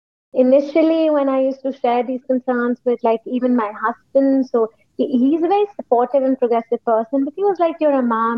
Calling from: Lahore, Punjab, Pakistan; I'm calling from Lahore, Pakistan.

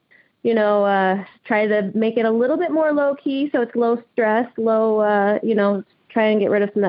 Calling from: Vaughn, Washington, United States; I'm calling in from Vaughan, Washington.

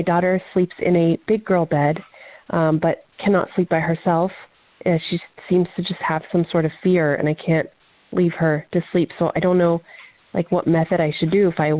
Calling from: Diamond Bar, California, United States; I'm calling from Diamond Bar, California

